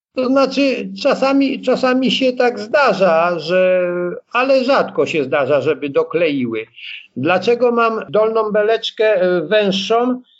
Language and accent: Polish; Blachownia, Silesian Voivodeship, Poland; wychowałem się no, w mieście, takim mieście, no, mieście tam, wtedy to miasteczko było dziesięciotysięczne, Blachownia koło Częstochowy